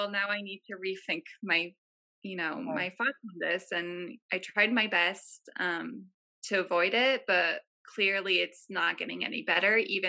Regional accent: France; Yeah, I grew up in France.

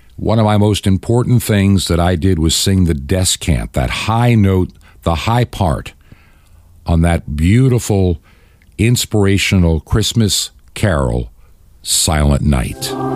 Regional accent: Long Island, New York, United States; growing up on Long Island in New York

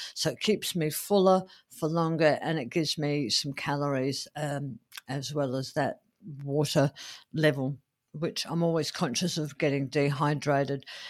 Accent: Adelaide, South Australia, Australia; here in, uh, my hometown of Adelaide

